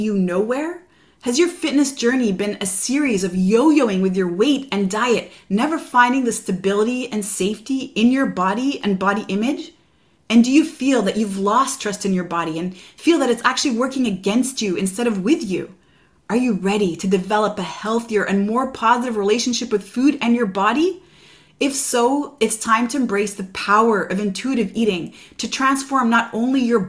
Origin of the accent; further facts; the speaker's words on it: Quebec, Canada; I am from Quebec, Canada